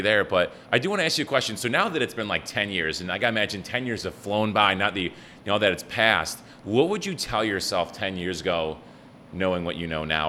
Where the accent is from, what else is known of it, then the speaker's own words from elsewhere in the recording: Buffalo, New York, United States; I'm from Buffalo and I spoke English well